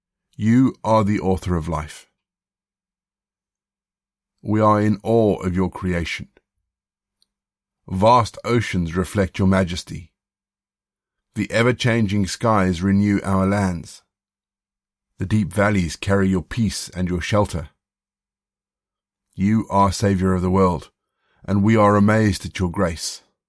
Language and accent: English; South Africa; also born or lived in Zimbabwe; I grew up in Southern Africa. I was born in Zimbabwe, and then after independence we lived in South Africa.